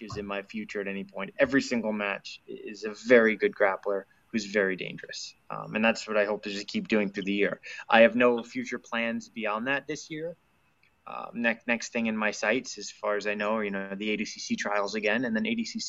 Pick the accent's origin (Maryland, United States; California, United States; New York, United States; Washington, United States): New York, United States; Smithtown; I grew up on Long Island